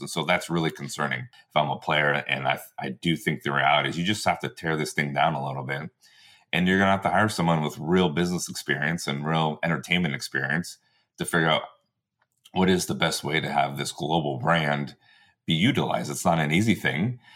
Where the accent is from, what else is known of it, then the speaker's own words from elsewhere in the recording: United States; being an American player